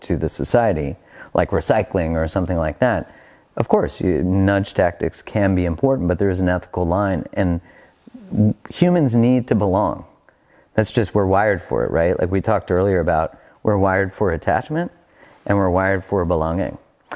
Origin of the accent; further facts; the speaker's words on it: Canada; I'm Canadian